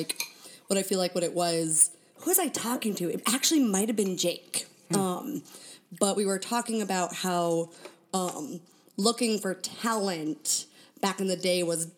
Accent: Ashland, Oregon, United States; also born or lived in Concord, California / Walnut Creek, California; I grew up in Ashland, Oregon

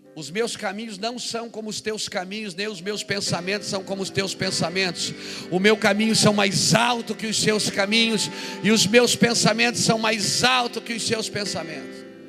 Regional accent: Brazil; eu sou brasileiro, moro aqui

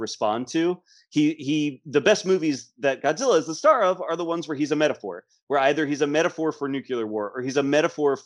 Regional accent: United States; I'm an American. I went through the American education system

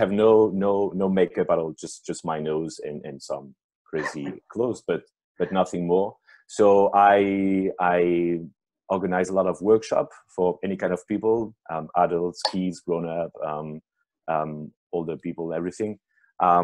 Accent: Paris, Île-de-France, France; I'm French-Italian. I've been born and raised in Paris

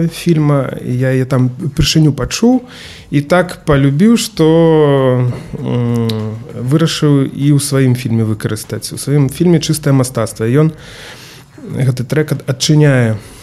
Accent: Grodno, Grodno Region, Belarus; я таксама гарадзенец

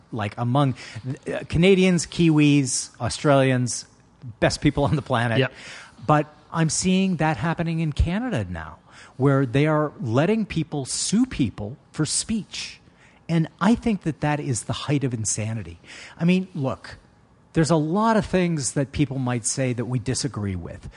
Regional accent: United States; When I was born in the United States in 1960

